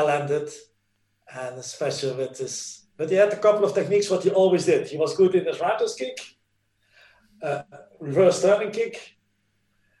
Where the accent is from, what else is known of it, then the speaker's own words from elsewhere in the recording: Netherlands; English is a second language; moved away as an adult; also born or lived in Italy; now in Norway; we in the Netherlands